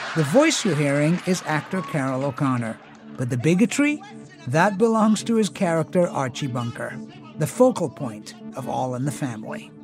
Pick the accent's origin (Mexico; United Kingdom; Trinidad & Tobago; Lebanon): United Kingdom; England; moved away as an adult; now in United States; I grew up in England, so we didn't watch All in the Family the way that we watched Happy Days